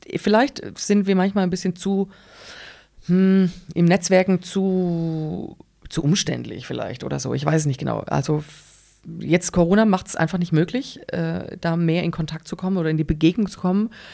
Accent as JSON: {"language": "German", "town": "Engelsbrand", "region": "Baden-Württemberg", "country": "Germany", "tie": "born or raised there", "also_born_or_lived": "Pforzheim / Stuttgart", "said": "Ich bin ähm, in Engelsbrand aufgewachsen, da wohnt meine Mutter bis heute"}